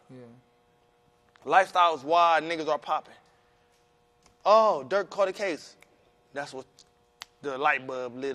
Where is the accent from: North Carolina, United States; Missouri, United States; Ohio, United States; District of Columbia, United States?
Ohio, United States; Cleveland; … with bitch I'm from Cleveland.